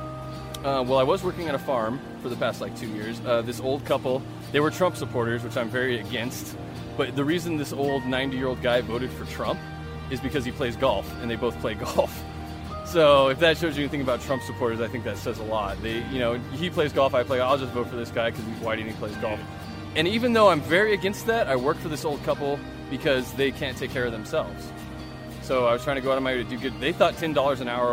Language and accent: English; California, United States; also born or lived in Fresno / Pismo Beach / Grover Beach / Sacramento; now in Reno, United States; I'm from California. I was born in Fresno and raised all over California, in Fresno, Pismo Beach, Grover Beach, Sacramento, and Northern California